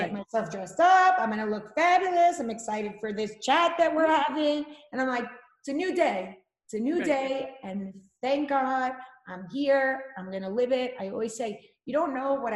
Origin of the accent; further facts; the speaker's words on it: New York, United States; are you from New York? I'm like, that's right